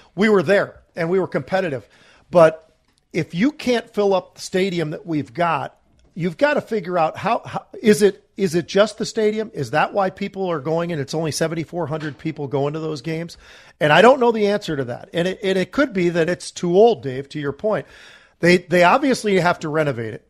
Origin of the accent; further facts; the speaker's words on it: Minnesota, United States; also born or lived in California; we moved from California to Minnesota